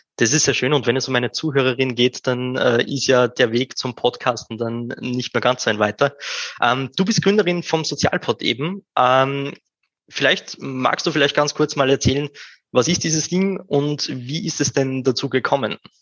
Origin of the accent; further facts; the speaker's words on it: Upper Austria, Austria; now in Vienna, Austria; OberösterreicherInnen, die nach Wien gehen, das kommt mir persönlich ziemlich bekannt vor. Bei mir ist es nicht anders